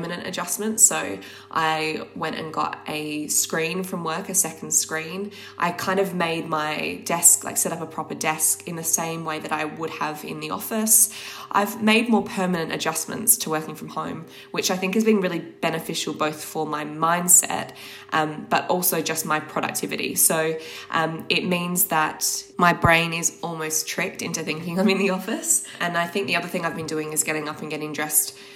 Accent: Australia; now in London, United Kingdom; I'm from Australia originally

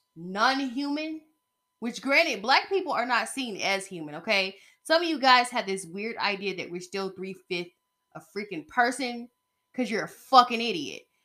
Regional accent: United States; as an American citizen

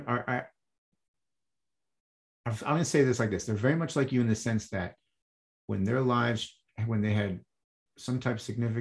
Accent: Michigan, United States; I grew up in Michigan and mid-Michigan, and it's cold

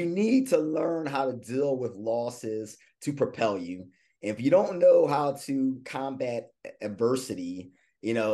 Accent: Philadelphia, Pennsylvania, United States; moved away as an adult; also born or lived in Louisiana; I'm a Philadelphia native.

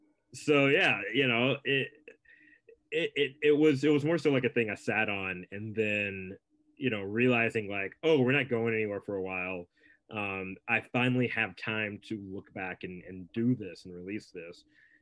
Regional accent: United States; because I'm an American and we don't care about anyone else's stuff.

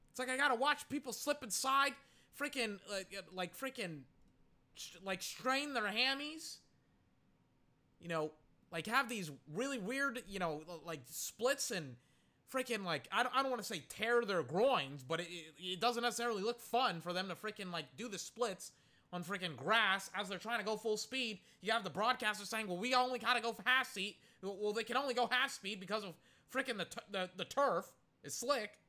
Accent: United Kingdom; I'll just sound pretentious, and essentially that's a part of being British.

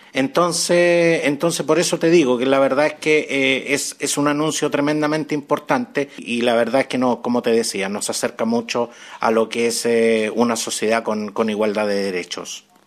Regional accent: Chile; acá en mi país, en Chile

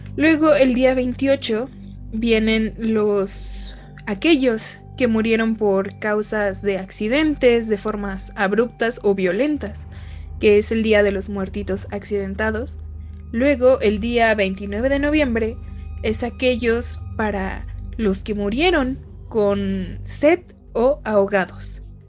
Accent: Mexico; conforme creces como mexicano

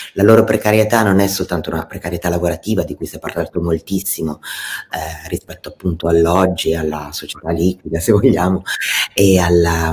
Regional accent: Italy; essendo nata e cresciuta in Italia

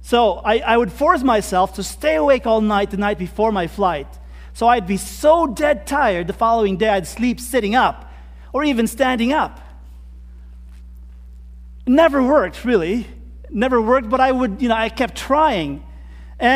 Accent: Philippines; moved away; I come from the Philippines

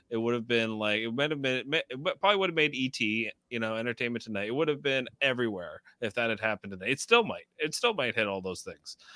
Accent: Niagara Falls, New York, United States; Shout out to Niagara Falls, New York, my hometown.

